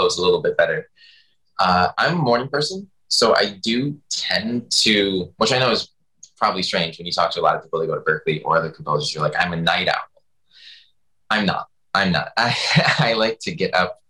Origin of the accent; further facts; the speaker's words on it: Detroit, Michigan, United States; also born or lived in Boston; now in Los Angeles, United States; I grew up in Detroit